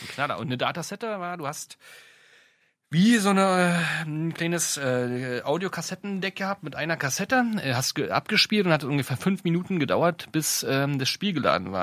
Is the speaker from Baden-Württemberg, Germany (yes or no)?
no; Brandenburg, Germany; mit Anfang der 80er geboren, äh, im schönen Brandenburg